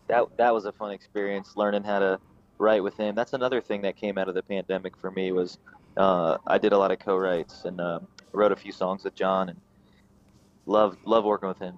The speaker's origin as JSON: {"language": "English", "town": "Raleigh", "region": "North Carolina", "country": "United States", "tie": "born or raised there", "lives_now": "Asheville, United States", "said": "I grew up in uh, Raleigh, North Carolina, kind of in the uh, outskirts of Raleigh"}